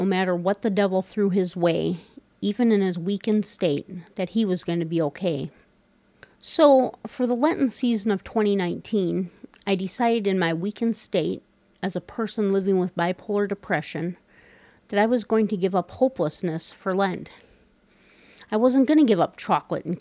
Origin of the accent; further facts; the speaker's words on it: Wisconsin, United States; moved away as an adult; now in Minnesota, United States; Even though I am from Wisconsin, I have lived most of my adult life in Minnesota.